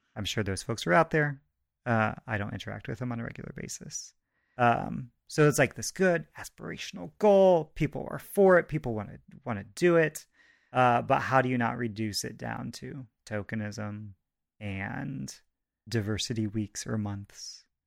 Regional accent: Goshen, Indiana, United States; I grew up in Goshen, Indiana

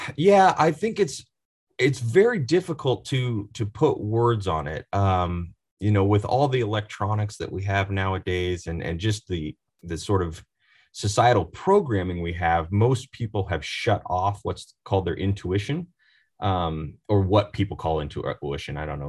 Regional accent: Oregon, United States; I'm from Oregon, born and raised

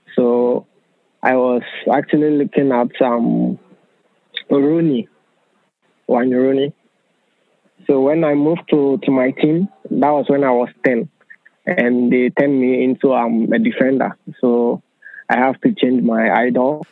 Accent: Ghana; moved away as an adult; also born or lived in Hungary; now in Finland; I'm from Ghana and I am 20 years old

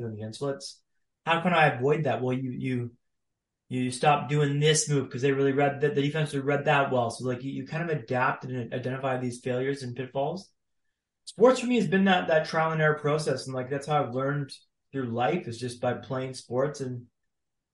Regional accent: Ottawa, Ontario, Canada; moved away as an adult; also born or lived in Sweden / London; So I'm from Canada, born and raised in Ottawa, Ontario, Canada

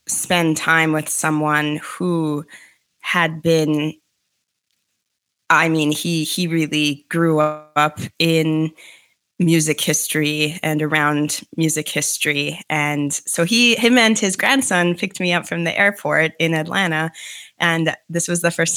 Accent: Winnipeg, Manitoba, Canada; moved away as an adult; also born or lived in Michigan / New York / Toronto; I'm from Winnipeg, Manitoba, Canada, which is central Canada, originally

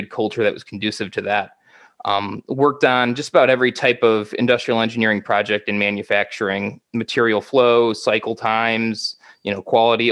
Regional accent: Michigan, United States; moved away as an adult; also born or lived in Virginia; back in my home state of Michigan

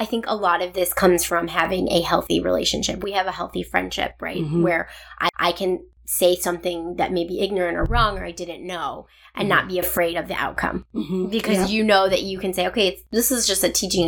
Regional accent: Cleveland, Ohio, United States; moved away; also born or lived in Norfolk; I'm from Cleveland

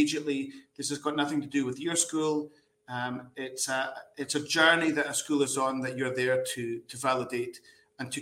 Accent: Scotland, United Kingdom; moved away as an adult; I am from Scotland.

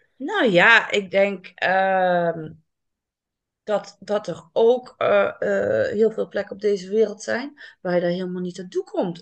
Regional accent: Limburg, Netherlands; now in Amsterdam, Netherlands; Ik ben opgegroeid in Limburg

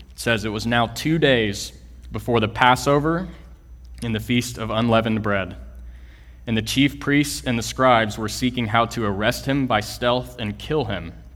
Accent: Kingwood, Texas, United States; moved away as an adult; also born or lived in Lubbock, Texas; I am originally from Kingwood, Texas, which is a small suburb uh, northeast of Houston

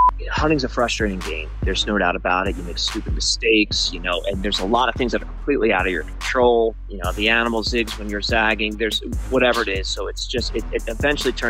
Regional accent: New Jersey, United States; moved away as an adult; also born or lived in Colorado / Arizona; now in Tucson, United States; born and raised in New Jersey, but I got out of there as soon as I can. Right after college, I moved out west to Colorado.

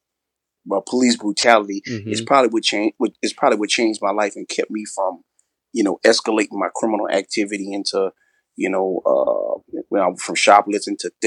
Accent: New Orleans, Louisiana, United States; also born or lived in California; Yeah, I grew up in New Orleans. I grew up in an official project

